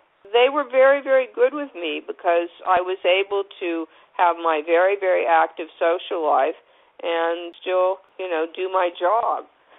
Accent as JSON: {"language": "English", "region": "California", "country": "United States", "said": "Because I was from California, every time daylight savings changed, I'd get depressed"}